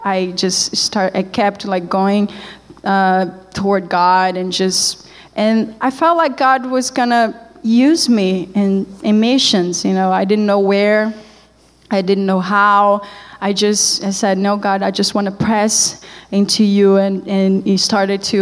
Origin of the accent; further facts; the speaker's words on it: Brazil; English is a second language; moved away as an adult; also born or lived in Canada; I wasn't like some people in Brazil.